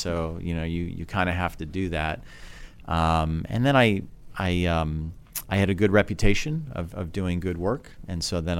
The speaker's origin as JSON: {"language": "English", "region": "Oslo", "country": "Norway", "tie": "born or raised there", "said": "growing up in Oslo is wonderful because during the summer the sun never sets"}